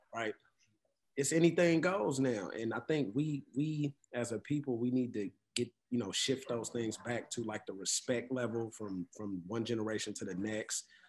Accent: Oakland, California, United States; I'm from Oakland

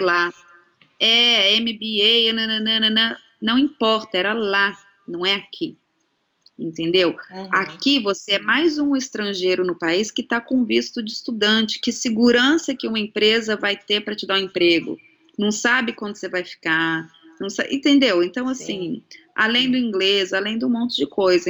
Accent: São Paulo, Brazil; Também, também sou de São Paulo

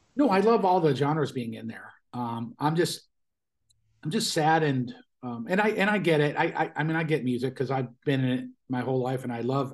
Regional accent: Buffalo, New York, United States; moved away; Buffalo, my hometown

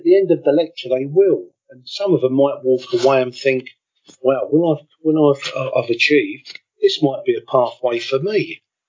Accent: London, United Kingdom; moved away as an adult; also born or lived in Spain / West Berlin; I'm from Deptford as a boy

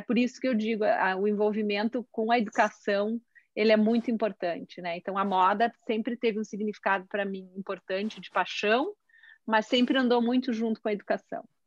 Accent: Caxias do Sul, Rio Grande do Sul, Brazil; eu sou de Caxias do Sul

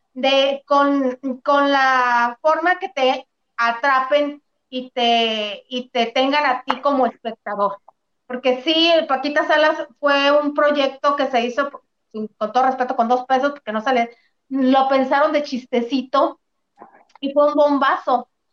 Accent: Mexico; aquí somos los mexicanos

